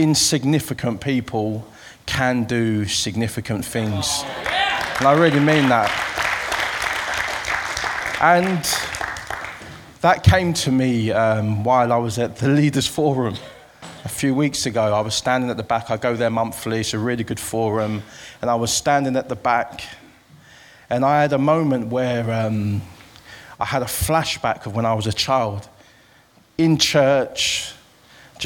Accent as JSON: {"language": "English", "region": "London", "country": "United Kingdom", "tie": "born or raised there", "said": "I'm from East London, as you can hear from this accent. I grew up in the East End of London"}